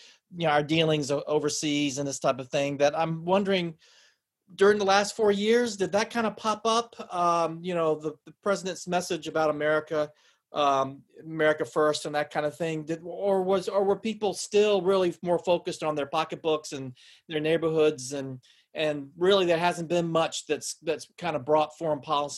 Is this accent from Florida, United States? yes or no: yes; Jacksonville, Florida, United States; I mean, I came from Jacksonville, Florida, you know, and it's the same thing there.